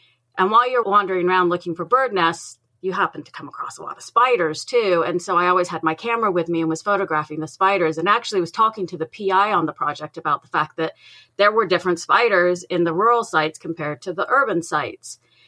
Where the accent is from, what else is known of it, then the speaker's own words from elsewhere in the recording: England, United Kingdom; I'm originally from England, but my dad worked in the aircraft industry. So we moved around a lot, almost like a military brat.